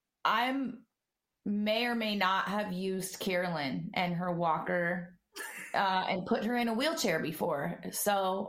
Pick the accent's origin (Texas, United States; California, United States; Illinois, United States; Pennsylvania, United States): California, United States; Oakland; now in Sonoma County, United States; Live in Sonoma County, born and raised in Oakland.